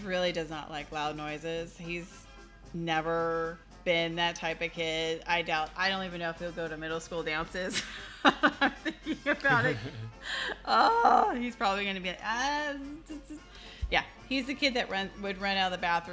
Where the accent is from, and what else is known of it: Southern California, United States; born or raised there